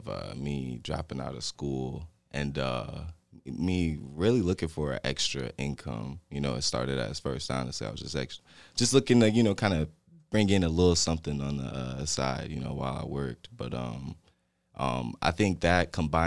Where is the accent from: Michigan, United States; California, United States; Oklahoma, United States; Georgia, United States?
Michigan, United States; Monroe; I'm a native from Monroe. I graduated from Monroe High School. You know, did a little college, but grew up on the east side, east end of Monroe